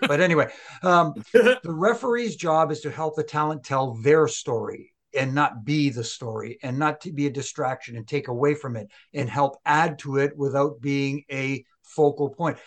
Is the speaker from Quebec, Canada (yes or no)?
yes; Montreal, Quebec, Canada; in my hometown